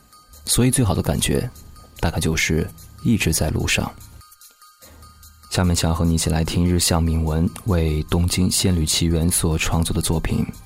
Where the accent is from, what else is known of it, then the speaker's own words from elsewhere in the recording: Yichang, Hubei, China; now in Fuzhou, China; 两年前，我从湖北宜昌来到福建福州，我也很多遍的问过自己，每一次辗转的意义是什么